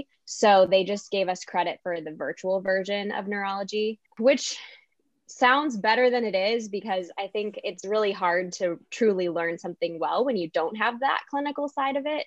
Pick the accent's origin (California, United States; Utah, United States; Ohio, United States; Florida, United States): California, United States; Southern; moved away as an adult; now in Illinois, United States; I'm from Southern California and came out here to Illinois for medical school